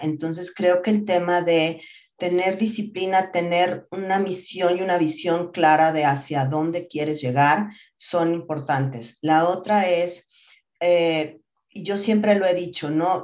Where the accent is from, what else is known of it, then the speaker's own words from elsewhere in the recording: Mexico City, Mexico; also born or lived in Monterrey, Nuevo León; yo nací en Monterrey, Nuevo León, ya no tengo para nada el acento porque me vine muy chiquita a la Ciudad de México